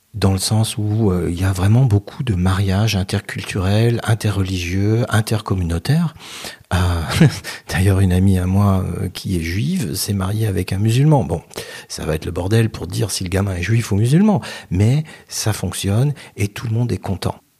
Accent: France

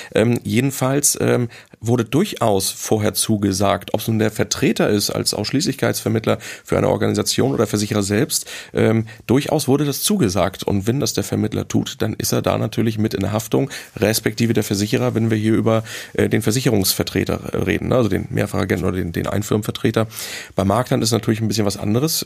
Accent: Hamburg, Germany; als Hamburger

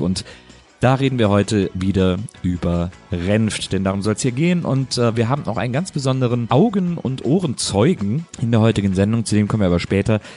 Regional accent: the West, West Germany, Germany; kommen wir beide aus dem Westen

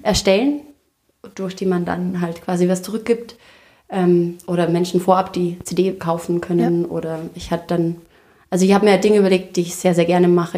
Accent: Austria; also born or lived in New York; Ich bin ja aus Österreich.

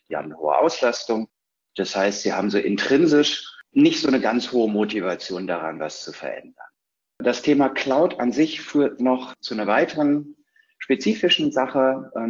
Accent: North Rhine-Westphalia, Germany; In Hashtags äh, ordne ich mich ein als Ostwestfale, neugierig, verliert ungern, und ist schon lange dabei.

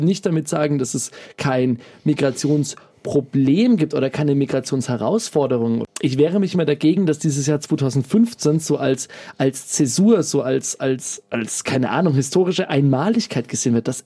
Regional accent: Bamberg, Bavaria, Germany; Also ein Beispiel, was ich jetzt tatsächlich aus meiner Heimatstadt, aus Bamberg mitbekommen habe

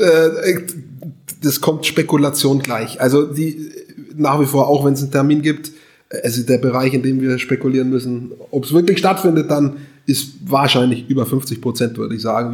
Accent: Hof, Bavaria, Germany; meine Heimatstadt ist Hof

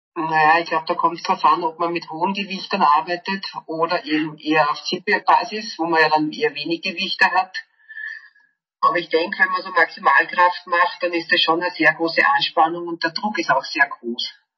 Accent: St. Valentin, Lower Austria, Austria; also born or lived in Linz; Also ich komme aus St. Valentin, das ist jetzt nicht so eine große Stadt

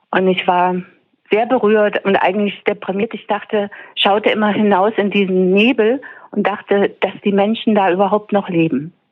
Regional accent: Leipzig, Saxony, Germany; moved away as an adult; also born or lived in Rostock / Zwickau; ich bin in Leipzig geboren, hab, also bin da eigentlich sozialisiert, habe dann ab 81 82 für sieben Jahre in Rostock gelebt und dann 88 eben nach Zwickau.

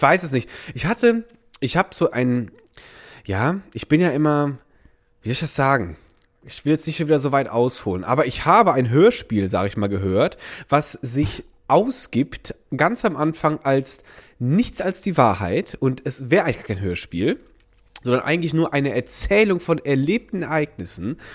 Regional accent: Rhineland, Germany; now in Berlin, Germany; bei uns war das Rheinländer Dorf

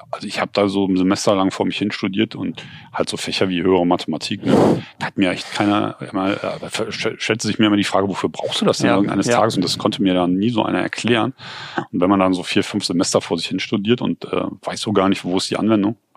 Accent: Cologne, North Rhine-Westphalia, Germany; Ähm, weil, naja, bei uns in Köln wird auch viel produziert, aber das Großteil sind halt Filme, ne?

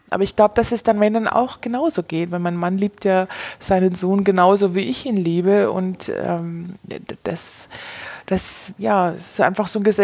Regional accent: Bavaria, Germany; Also ich komme aus Bayern ähm, und wir sind in der Nähe von München.

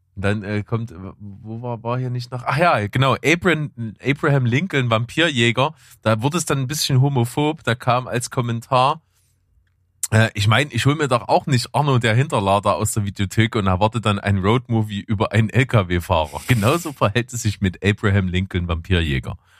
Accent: Germany; bei uns in Deutschland

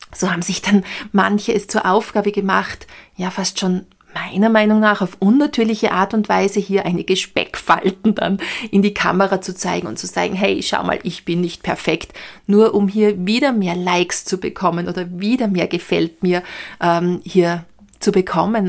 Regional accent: Austria

